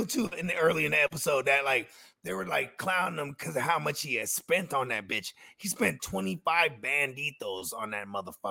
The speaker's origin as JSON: {"language": "English", "region": "West Coast", "country": "United States", "tie": "born or raised there", "said": "I'm from the West Coast. I grew up on the West Coast, but man, a lot of mad East Coast influence from like the entertainment that I was raised on."}